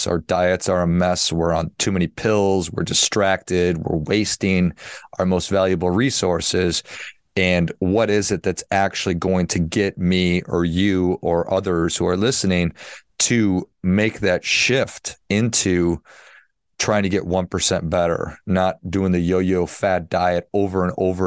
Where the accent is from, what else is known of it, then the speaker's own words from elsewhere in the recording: Midwest, United States; I grew up in the Midwest